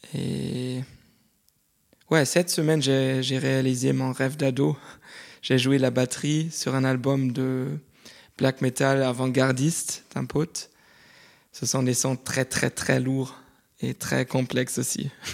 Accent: Cologne, North Rhine-Westphalia, Germany; je viens de Cologne en Allemagne

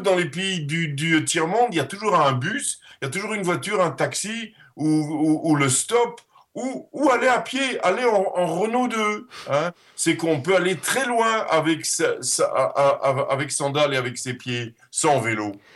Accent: Netherlands; first language Dutch; French is a second language; moved away; also born or lived in Brussels / Paris; je suis néerlandais et néerlandophone

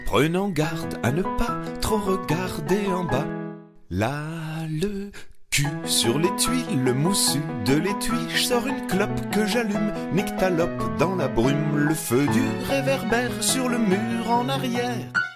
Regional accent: Pays de la Loire, France; moved away as an adult; also born or lived in Alsace / Toulouse; j'ai grandi dans cette région. J'ai bougé pas mal euh, entre temps, mais c'est vraiment ma région, euh, ma région natale.

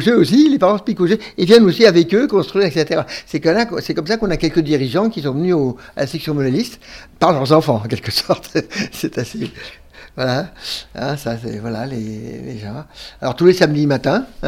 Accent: Montreuil, Île-de-France, France; also born or lived in Romainville; on habitait Romainville à l'époque, en 1940, en 1939, pardon. Et à la fin de 40, après, on est revenu d'Exode, on est, on, est, venu à Montreuil

